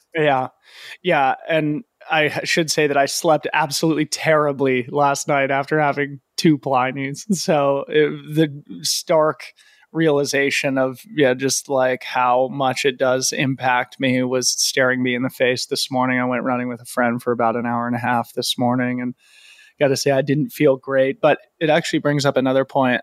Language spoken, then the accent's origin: English; Boulder, Colorado, United States; also born or lived in Aspen, Colorado; I grew up in Boulder